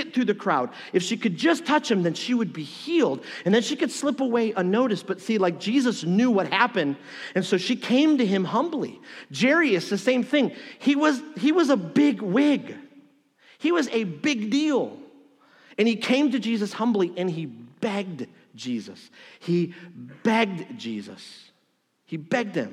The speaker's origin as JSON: {"language": "English", "town": "Detroit", "region": "Michigan", "country": "United States", "moved": "yes", "said": "I'm from Detroit"}